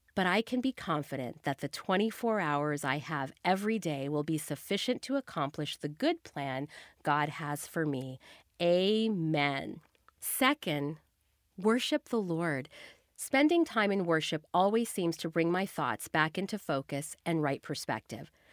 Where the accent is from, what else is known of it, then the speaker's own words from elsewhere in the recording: the South, United States; I grew up in the South where everything just naturally moved slower.